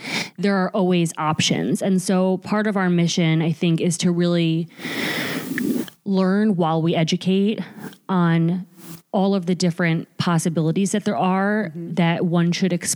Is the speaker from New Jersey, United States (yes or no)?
yes; Bergen County, New Jersey, United States; We're both from New Jersey. We're both from the same county in New Jersey, but different towns